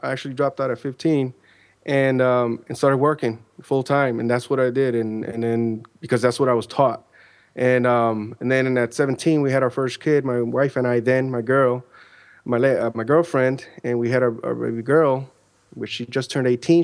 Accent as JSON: {"language": "English", "town": "Chicago", "region": "Illinois", "country": "United States", "tie": "born or raised there", "moved": "yes", "lives_now": "Central Florida, United States", "said": "I'm originally from Chicago, Illinois, where I was born and raised"}